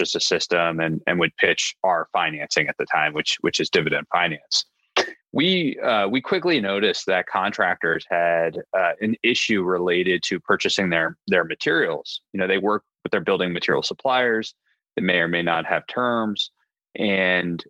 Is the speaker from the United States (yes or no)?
yes; Annapolis, Maryland, United States; moved away as an adult; also born or lived in Delaware / San Francisco; I am originally from Annapolis, Maryland